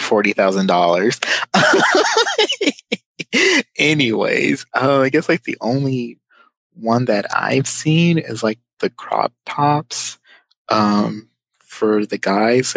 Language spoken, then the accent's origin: English; Southwest, United States; I'm from the Southwest